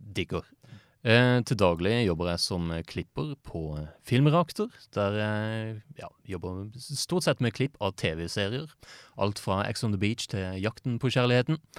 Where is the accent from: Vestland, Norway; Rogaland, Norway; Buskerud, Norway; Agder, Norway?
Agder, Norway; Kristiansand; jeg er jo fra Kristiansand